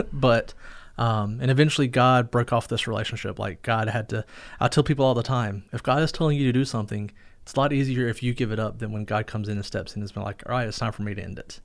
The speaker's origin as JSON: {"language": "English", "town": "Fuquay-Varina", "region": "North Carolina", "country": "United States", "tie": "born or raised there", "also_born_or_lived": "Lillington, North Carolina", "moved": "yes", "said": "I grew up in North Carolina, a town called Fuquay Verena, but really more Lillington area"}